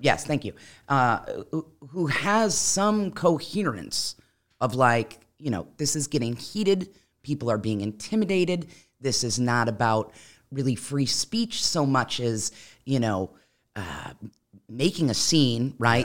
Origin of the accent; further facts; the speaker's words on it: Midwest, United States; now in Florida, United States; I'm originally from the Midwest, which is where I had the most exposure to guns growing up, um, in, in rural areas especially